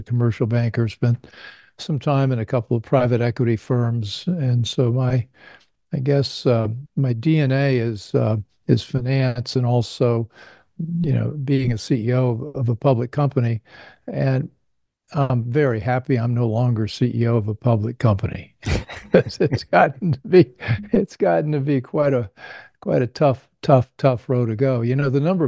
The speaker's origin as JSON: {"language": "English", "region": "Indiana", "country": "United States", "tie": "born or raised there", "said": "I grew up in Indiana"}